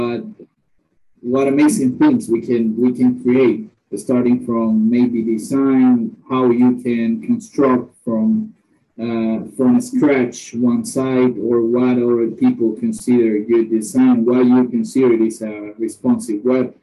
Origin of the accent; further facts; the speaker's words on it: Nicaragua; I'm from Nicaragua.